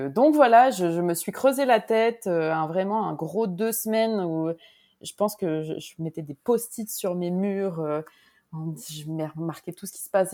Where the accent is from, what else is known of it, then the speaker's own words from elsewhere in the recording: Grenoble, Auvergne-Rhône-Alpes, France; now in Montreal, Canada; je suis française d'origine, j'ai grandi à Grenoble